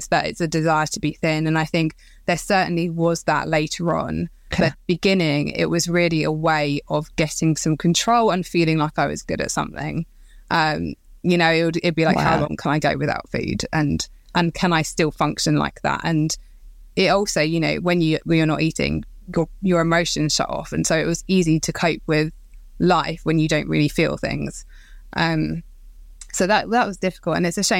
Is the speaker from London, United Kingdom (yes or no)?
yes; Croydon, London, United Kingdom; So I grew up in Croydon, so South London, in a quiet, nice area, and to a nurse and a policeman.